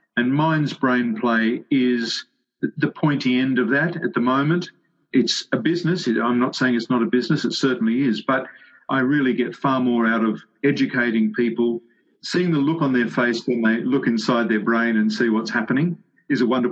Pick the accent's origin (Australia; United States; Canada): Australia; Sydney, New South Wales; I grew up in the western suburbs of Sydney